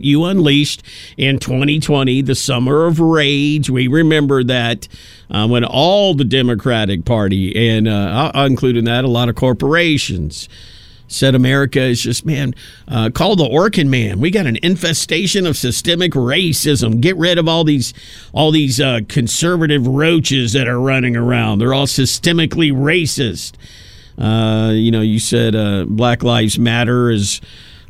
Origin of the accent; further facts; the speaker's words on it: Tennessee, United States; my home state, Tennessee.